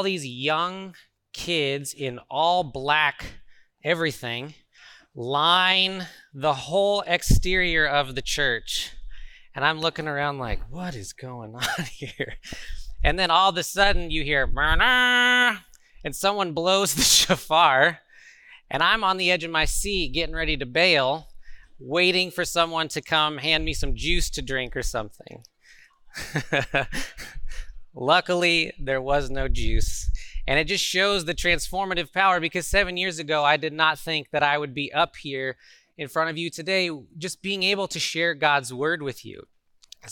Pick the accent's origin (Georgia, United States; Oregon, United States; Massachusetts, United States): Oregon, United States; Portland; I am from Portland, Oregon